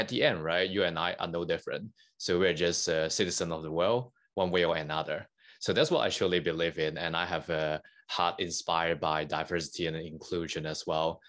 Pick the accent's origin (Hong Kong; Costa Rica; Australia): Hong Kong; English is a second language; moved away as an adult; I, I grew up in Hong Kong. Uh, I born and bred there for over nineteen years